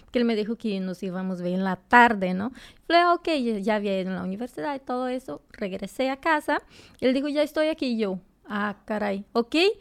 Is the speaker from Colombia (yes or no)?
no; Brazil; Spanish is a second language; moved away as an adult; now in Mexico City, Mexico; Yo soy de Hondoña. O sea, soy bien cerquita de, de Bolivia. estoy como a 40